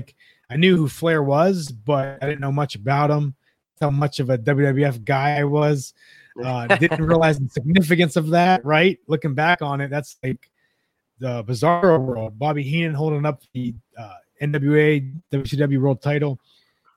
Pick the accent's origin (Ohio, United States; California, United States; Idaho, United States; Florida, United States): Ohio, United States; Youngstown; I'm from Youngstown, Ohio, grew up. Cleveland's the main city. Grew up Cleveland sports